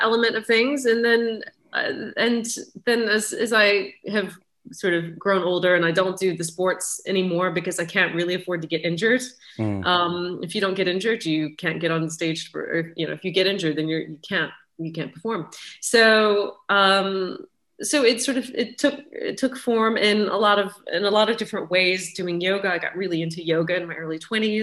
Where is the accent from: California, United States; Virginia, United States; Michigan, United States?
Virginia, United States; Richmond; moved away as an adult; now in England, United Kingdom; I grew up in Richmond, Virginia